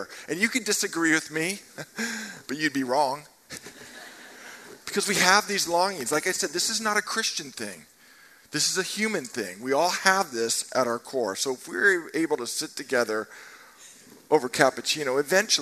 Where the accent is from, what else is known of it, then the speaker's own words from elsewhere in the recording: Marin County, California, United States; I grew up in Marin County